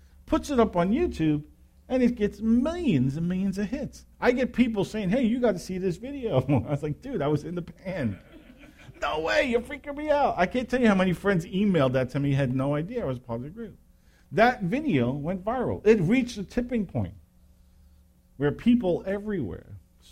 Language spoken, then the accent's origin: English; New York, United States; I grew up in New York